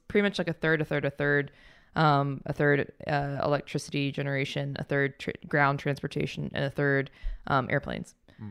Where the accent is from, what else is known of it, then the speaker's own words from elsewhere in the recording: Huntsville, Alabama, United States; I grew up in Huntsville, which was like very engineer focused